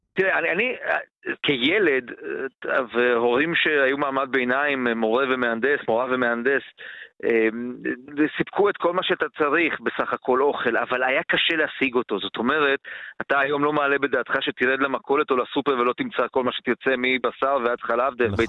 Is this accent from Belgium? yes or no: no; Baia Mare, Maramureș County, Romania; moved away; לא בעיר שבה אני גדלתי, בבעיימרה